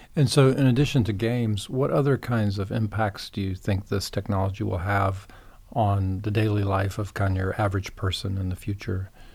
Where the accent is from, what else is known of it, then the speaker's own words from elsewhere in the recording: Beaufort, South Carolina, United States; I'm from Beaufort, South Carolina, and I had never heard of Mitchellville growing up there